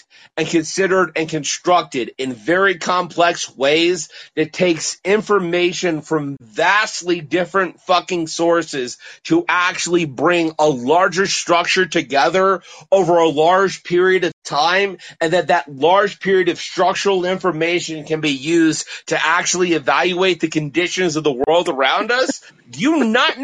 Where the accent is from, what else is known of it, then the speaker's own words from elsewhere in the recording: Colorado, United States; I'm actually a native of Colorado